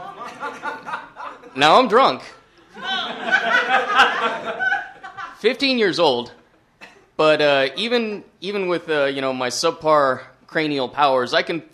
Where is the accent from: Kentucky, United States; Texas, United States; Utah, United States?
Texas, United States; everybody knows everybody in my hometown